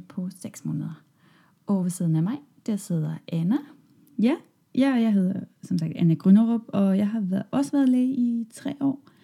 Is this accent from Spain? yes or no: no; Germany; Danish is a second language; moved away as an adult; now in Denmark; jeg kommer fra Tyskland, og jeg flyttede til Danmark i sommer 2014